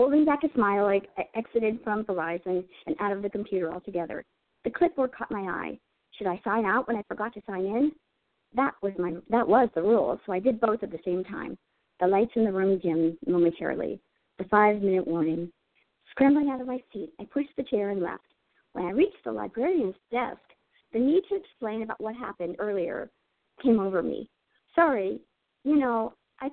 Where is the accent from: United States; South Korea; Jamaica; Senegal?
United States; Girard, Pennsylvania; moved away as an adult; also born or lived in Indonesia; I grew up in a small town in Girard, Pennsylvania